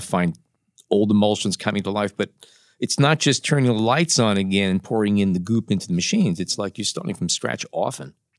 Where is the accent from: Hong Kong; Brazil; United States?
United States; New York City, New York; when I was growing up in Brooklyn